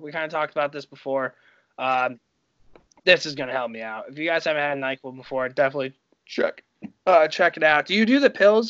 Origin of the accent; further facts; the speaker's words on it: Greenfield, United States; I'm from Greenfield.